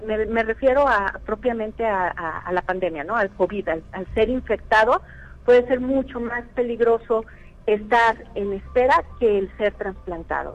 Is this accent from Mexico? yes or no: yes; Mexico; also born or lived in San Luis Potosí; todos nos unimos como, como mexicanos